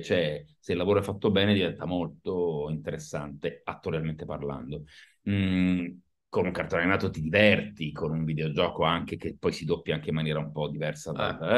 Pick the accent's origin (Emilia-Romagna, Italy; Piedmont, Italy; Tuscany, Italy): Piedmont, Italy; Turin; now in Milan, Italy; sono nato a Torino, vivo